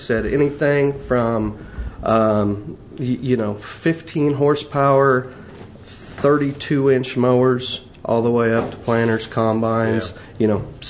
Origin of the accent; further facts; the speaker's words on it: Carlisle, Indiana, United States; born and raised in Carlisle.